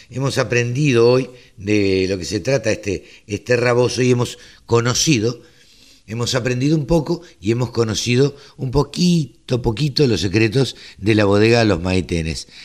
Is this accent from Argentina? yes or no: yes; Maipú, Buenos Aires Province, Argentina; yo soy oriundo de Maipú